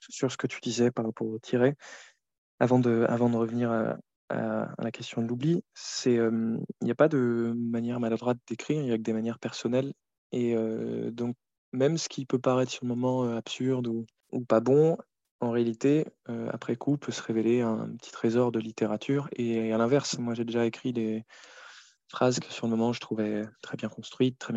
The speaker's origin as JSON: {"language": "French", "country": "Cameroon", "tie": "born or raised there", "also_born_or_lived": "Côte d'Ivoire", "said": "on a grandi, par exemple, en Afrique. On, a passé notre enfance là-bas, en Afrique de l'Ouest, au Cameroun et en, en Côte"}